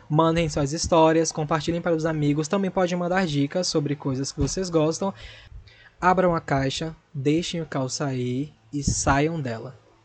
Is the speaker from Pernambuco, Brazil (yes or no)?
yes; Recife, Pernambuco, Brazil; sou de Recife